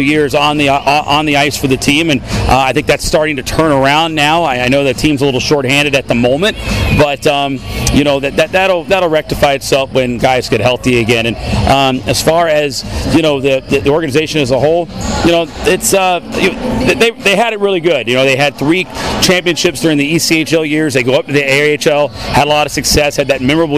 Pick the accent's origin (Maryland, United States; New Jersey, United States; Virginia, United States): Virginia, United States; Virginia Beach; this is my hometown. I grew up in Virginia Beach